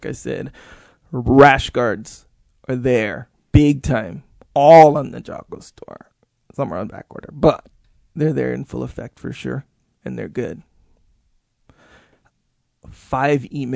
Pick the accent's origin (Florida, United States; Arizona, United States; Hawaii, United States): Hawaii, United States; Kauai; I'm from Kauai